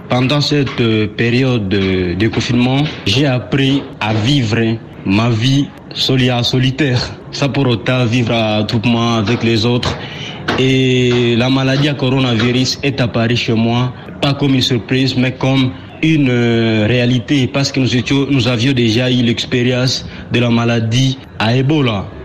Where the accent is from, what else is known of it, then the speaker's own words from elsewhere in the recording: Butembo, North Kivu, DR Congo; ici chez nous à Ville de Boutembo